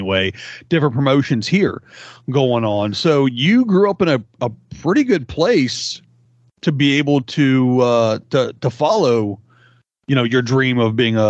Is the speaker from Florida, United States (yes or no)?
no; outside of Cincinnati, Northern Kentucky, United States; I grew up outside of Cincinnati in Northern Kentucky